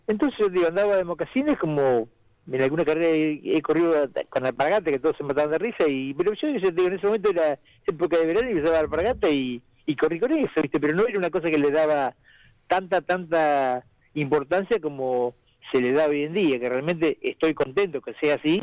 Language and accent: Spanish; Necochea, Buenos Aires Province, Argentina; fue ante toda mi gente, todo mi pueblo